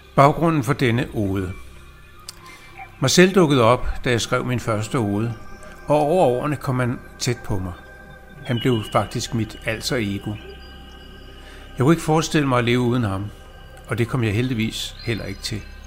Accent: Copenhagen, Capital Region of Denmark, Denmark; jeg er født i København. Landet hedder Danmark

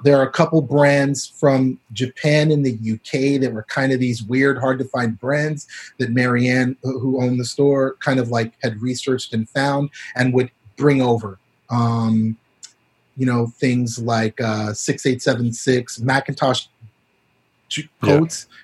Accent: Canada; moved away as an adult; also born or lived in Barbados / Brooklyn, New York; now in Los Angeles, United States; I grew up in Canada

